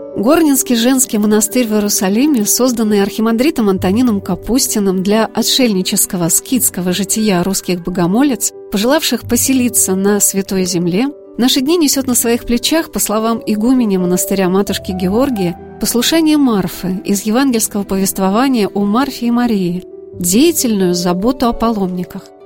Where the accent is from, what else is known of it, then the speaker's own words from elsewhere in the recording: Saratov, Saratov Oblast, Russia; из моего родного города Саратова